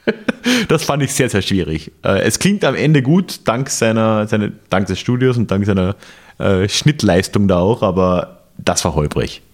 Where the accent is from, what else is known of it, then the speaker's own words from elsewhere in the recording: Austria; moved away as an adult; also born or lived in Bavaria; ich muss mich noch an meine Rolle als Österreicher in Österreich wieder gewöhnen. Ich war immer so, so, so, so überintegriert in, in, Bayern